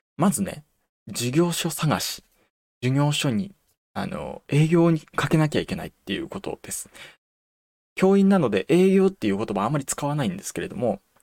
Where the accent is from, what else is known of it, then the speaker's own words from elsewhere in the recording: Toyama, Japan; うちの地元の学校は14歳の挑戦できなかったんですよ